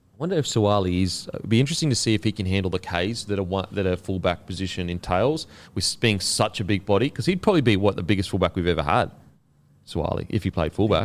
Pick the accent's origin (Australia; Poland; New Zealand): Australia; as an Australian